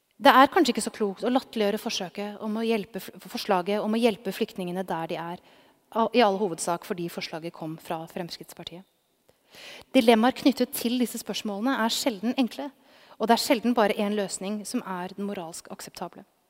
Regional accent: Norway; now in Oslo, Norway; Min egen bakgrunn fra en gård på det norske bondelandet

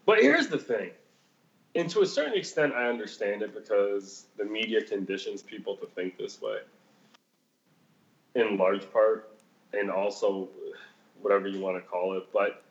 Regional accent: Chicago, Illinois, United States; Chicago, motherfucker. Like, what did you not understand about that the first 10 times I said that? Like, that's where I was born. That's where I was raised.

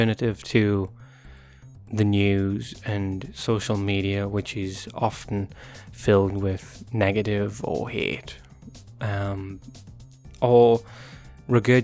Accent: Newcastle upon Tyne, North East England, United Kingdom; moved away as an adult; now in United States; I was born in Newcastle upon Tyne in England, which is part of the United Kingdom

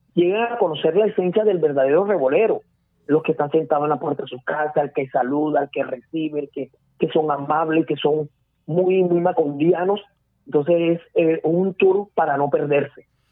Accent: Barranquilla, Atlántico, Colombia; yo soy muy barranquillero y revolero

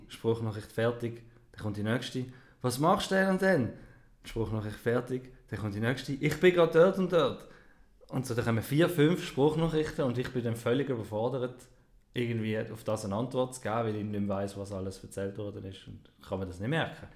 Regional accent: Switzerland; Wir haben gelernt, Deutsch schreiben. Und nicht Schweizerdeutsch

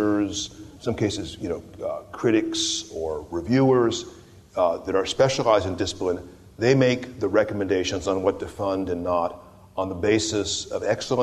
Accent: California, United States; moved away as an adult; also born or lived in Sonoma County; I'm a Californian

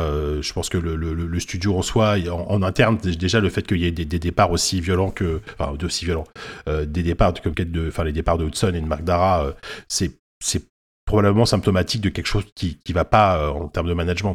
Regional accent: France; on est français, on est français

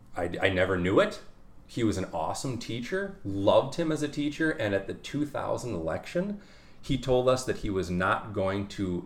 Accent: Edina, Minnesota, United States; also born or lived in South St. Paul, Minnesota; now in Buffalo, United States; I grew up in Edina. I graduated from Edina High School in 2001.

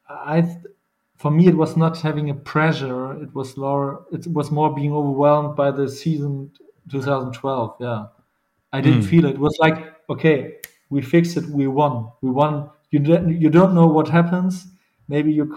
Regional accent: Hamburg, Germany; English is a second language; moved away as an adult; also born or lived in Bochum; Normally I'm from Hamburg. I'm from the northern part of Germany

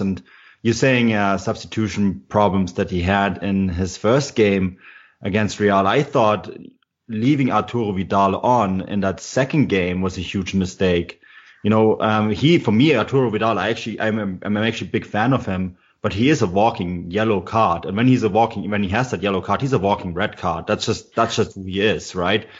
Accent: Munich, Bavaria, Germany; now in Canada; I'm actually born and raised in Munich

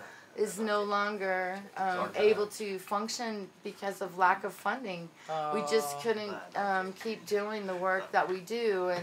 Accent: United States; now in Mexico; I'm American.

